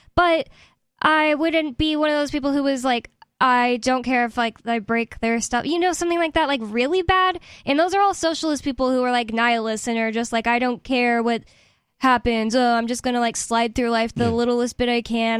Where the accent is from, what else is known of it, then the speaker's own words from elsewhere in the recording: United States; I'm American